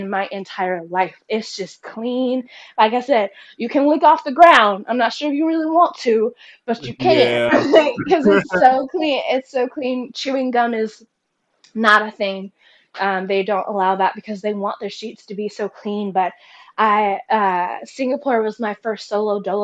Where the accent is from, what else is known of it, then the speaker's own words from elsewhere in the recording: United States; moved away; I'm from the United States